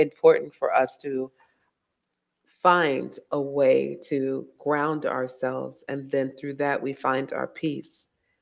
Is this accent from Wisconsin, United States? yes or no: no; Virginia, United States; moved away as an adult; now in Dakar, Senegal; I was a child growing up in Virginia